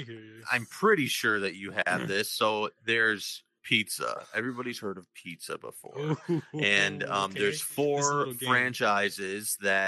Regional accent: Chicago, Illinois, United States; I'm from Chicago.

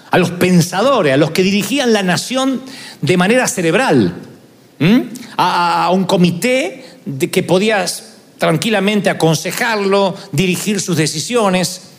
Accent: Argentina; y bueno, soy argentino, ¿qué querían que diga?

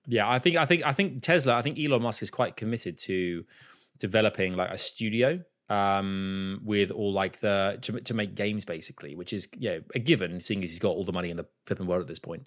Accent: Croydon, London, United Kingdom; Born in Croydon

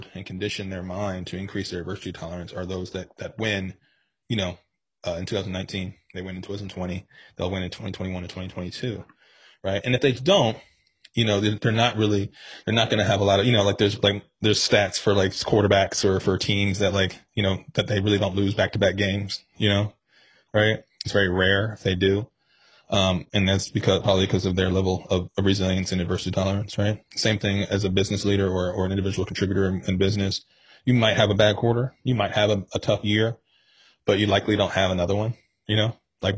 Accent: Cincinnati, Ohio, United States; also born or lived in Virginia; I grew up in Cincinnati. I was born in Cincinnati

